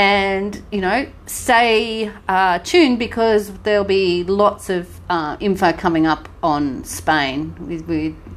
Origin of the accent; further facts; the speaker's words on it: Sunshine Coast, Queensland, Australia; we're from Sunshine Coast